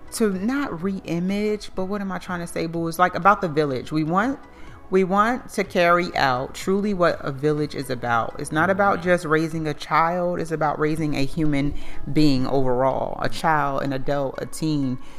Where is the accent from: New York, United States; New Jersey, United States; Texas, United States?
New Jersey, United States; Plainfield; now in Charlotte, United States; I'm from Plainfield, New Jersey, but I've been in North Carolina for 14 years